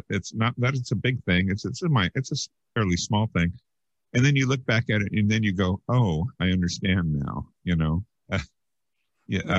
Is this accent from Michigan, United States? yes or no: no; Yreka, California, United States; Yreka, California, almost in oh, Oregon.